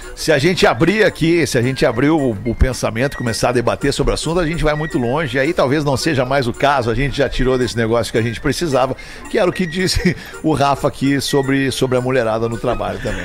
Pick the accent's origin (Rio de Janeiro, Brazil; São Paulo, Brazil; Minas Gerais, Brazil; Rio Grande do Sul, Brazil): Rio Grande do Sul, Brazil; Porto Alegre; Eu me criei ali na Avenida Farrapos. Nasci na Avenida Farrapos